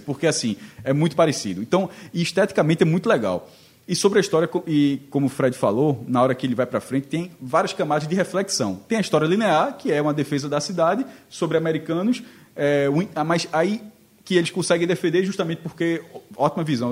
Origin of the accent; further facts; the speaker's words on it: Amapá, Brazil; eu sou do Mapá, mas meus pais são nordestinos